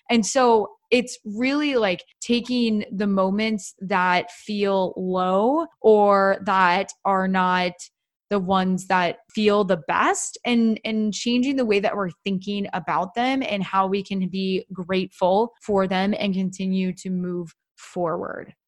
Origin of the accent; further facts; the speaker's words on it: Iowa, United States; I'm originally from Iowa.